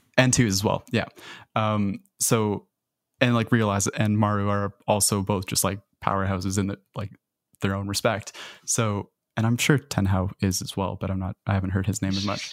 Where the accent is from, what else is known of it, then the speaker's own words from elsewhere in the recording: Canada; as a Canadian